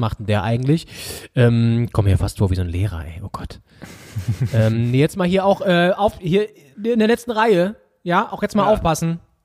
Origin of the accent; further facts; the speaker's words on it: Northern Germany, Germany; uns natürlich als Norddeutsche